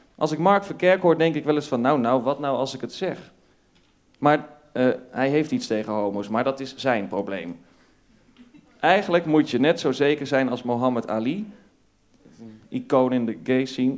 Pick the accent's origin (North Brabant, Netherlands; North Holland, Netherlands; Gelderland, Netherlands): North Brabant, Netherlands; ik, ik kom uit Brabant. Ik, ja. ik groeide op in Brabant in een klein dorpje.